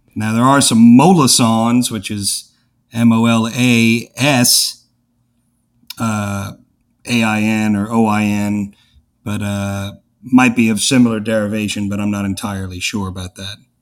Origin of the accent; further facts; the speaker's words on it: New Orleans, Louisiana, United States; I grew up in Algiers